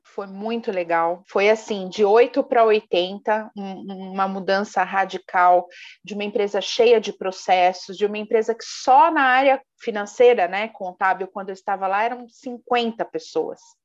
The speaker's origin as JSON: {"language": "Portuguese", "country": "Brazil", "said": "nós brasileiros"}